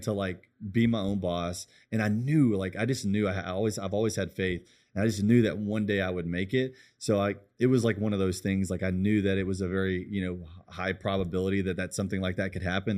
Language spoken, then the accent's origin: English; United States; I love being American.